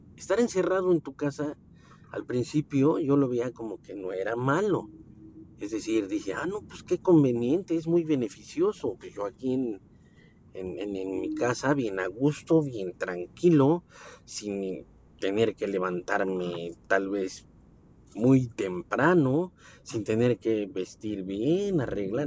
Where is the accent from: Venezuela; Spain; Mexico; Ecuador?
Mexico; Mexico City; yo soy de la Ciudad de México